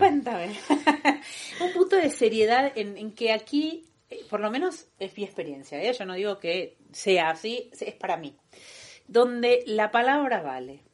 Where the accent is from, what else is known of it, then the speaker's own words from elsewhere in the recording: Buenos Aires, Argentina; moved away as an adult; now in Barcelona, Spain; soy argentina, como Romy también bien eh, soy de Buenos Aires